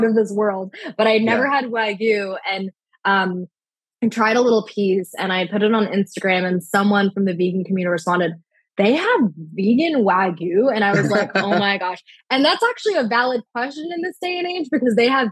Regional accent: Orange County, California, United States; also born or lived in San Diego / Florida; I'm originally from Orange County

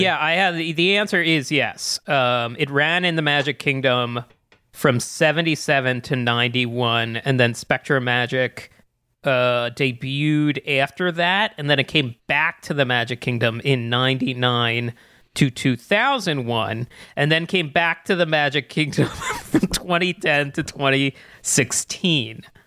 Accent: East Coast, United States; growing up on the East Coast

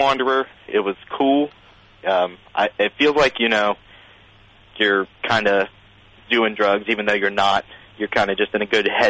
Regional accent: West Virginia, United States; I'm from West Virginia.

